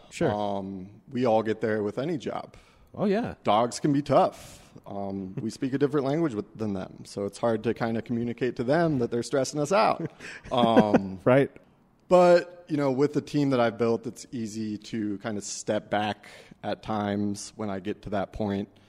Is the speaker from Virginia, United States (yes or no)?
no; Denver, Colorado, United States; You know, I'm from Denver, so it's important to me that we.